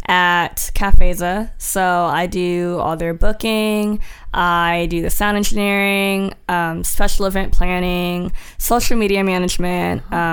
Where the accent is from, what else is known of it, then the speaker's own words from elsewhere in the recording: Washington, United States; now in Houston, United States; I'm not from Houston originally. I'm from Washington State.